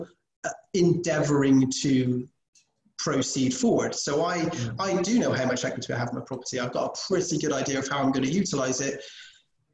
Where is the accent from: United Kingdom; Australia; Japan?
United Kingdom; England; moved away; we're English, British.